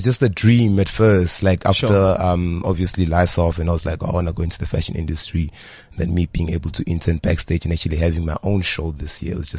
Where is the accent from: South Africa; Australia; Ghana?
South Africa; Johannesburg, Gauteng; also born or lived in Tembisa; I grew up in Johannesburg, Hillbro. Moved all the way to Tembisa.